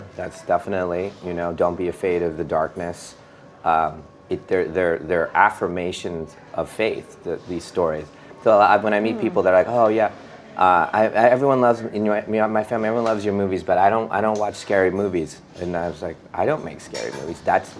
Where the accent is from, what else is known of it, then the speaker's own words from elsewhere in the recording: India; I think that's just part of being an Indian. It's just part of the culture.